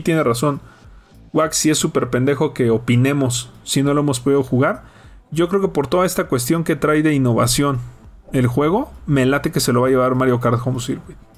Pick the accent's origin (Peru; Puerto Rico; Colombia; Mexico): Mexico; para nosotros como mexicanos